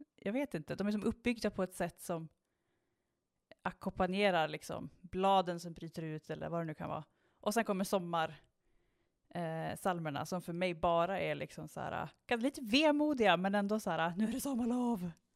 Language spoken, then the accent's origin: Swedish; Strömstad, Västra Götaland, Sweden; när jag växte upp i eh, Strömstad så bodde vi ju liksom utanför Strömstad på, liksom, på landet